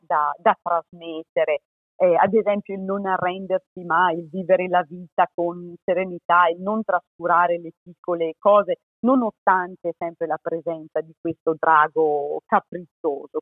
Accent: Trentino-Alto Adige, Italy; moved away as an adult; also born or lived in Spain / Zurich, Switzerland / Michigan, United States; sono trentina

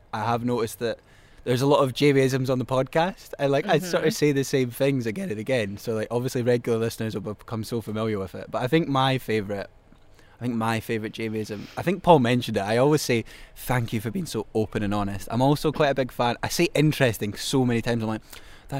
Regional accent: Glenrothes, Scotland, United Kingdom; now in Edinburgh, United Kingdom; my hometown as well. Like, Glenrothes is a weird place

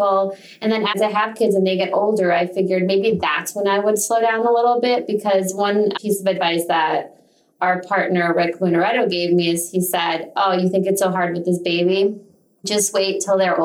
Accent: Minneapolis, Minnesota, United States; moved away as an adult; also born or lived in Boston; now in Chicago, United States; I grew up in Minneapolis

